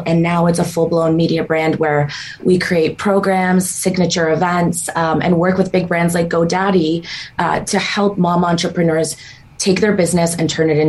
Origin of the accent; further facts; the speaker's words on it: Ukraine; also born or lived in Israel / Canada; Ukraine, and then Israel, and then Canada.